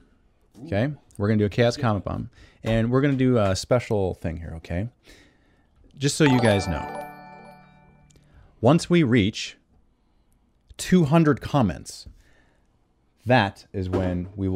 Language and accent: English; Canada; accent: Canadian; It's my Canadian accent.